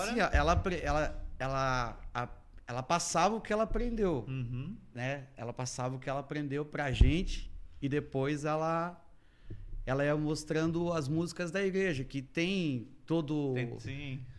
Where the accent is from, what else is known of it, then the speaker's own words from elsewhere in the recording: Massaranduba, Santa Catarina, Brazil; Então, eu eu sou natural de Massaranduba